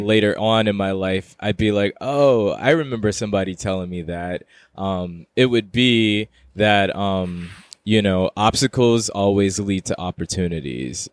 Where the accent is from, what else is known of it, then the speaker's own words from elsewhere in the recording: Houston, Texas, United States; moved away as an adult; also born or lived in Queens, New York; now in New York, United States; I'm currently living in New York, in Queens, New York, um, but I'm originally from Houston, Texas